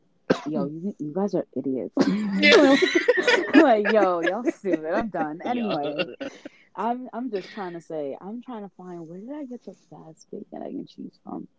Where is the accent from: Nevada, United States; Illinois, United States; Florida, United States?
Florida, United States; now in New York, United States; I'm a kid from Florida, all right? I finally moved to New York.